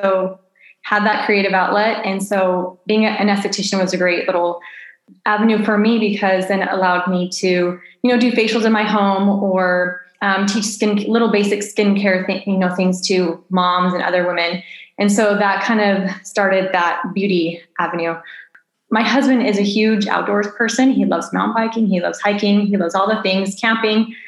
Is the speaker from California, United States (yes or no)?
yes; Southern California, United States; moved away as an adult; also born or lived in Phoenix, Arizona / New Zealand / Southern Italy; now in Italy; I was born and raised in Southern California, but we raised our kids most of their life in Phoenix, Arizona